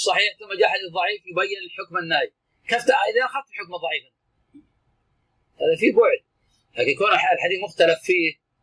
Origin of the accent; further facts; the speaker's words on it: Najd, Saudi Arabia; كان عندنا في نجد